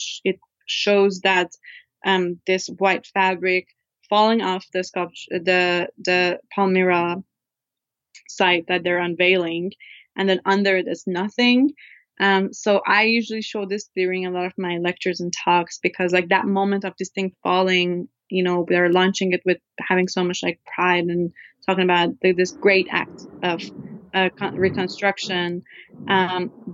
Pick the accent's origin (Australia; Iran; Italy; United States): Iran; moved away; my life growing up in Iran